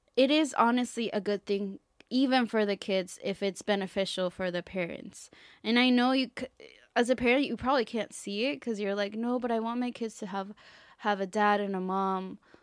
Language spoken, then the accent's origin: English; Mexico; now in United States; I come from Mexico